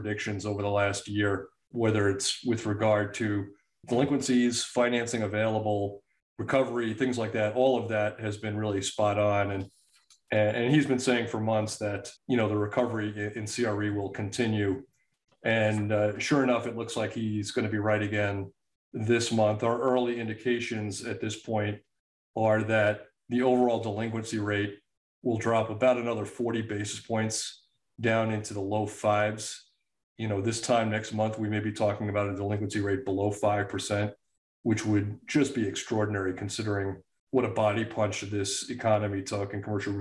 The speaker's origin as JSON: {"language": "English", "area": "Eastern Long Island", "region": "New York", "country": "United States", "tie": "born or raised there", "said": "I grew up on Eastern Long Island, and our neighborhood was full of sod farms growing up"}